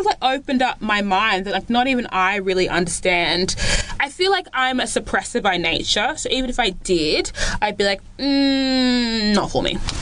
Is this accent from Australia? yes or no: yes; Australia; Flex was born in Australia